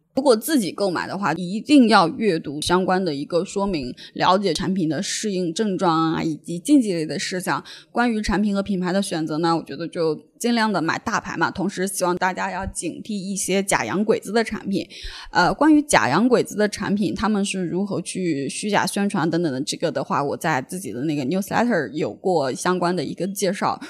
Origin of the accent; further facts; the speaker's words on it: China; moved away; also born or lived in Jiangsu/Zhejiang area; 从小在那个碳水大生长大